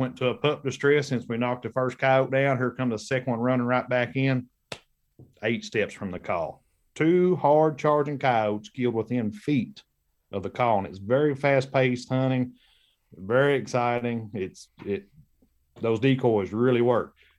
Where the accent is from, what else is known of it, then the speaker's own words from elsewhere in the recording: Kentucky, United States; I headed back to Kentucky, my home state